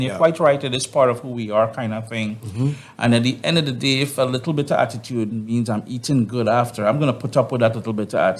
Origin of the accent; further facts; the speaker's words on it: Trinidad & Tobago; now in Canada; I am from the Caribbean. I got Caricom blood flowing through my hands, my veins